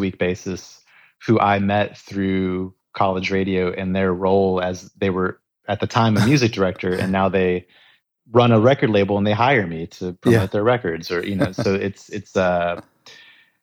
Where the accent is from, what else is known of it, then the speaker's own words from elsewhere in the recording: Texas, United States; I grew up in Texas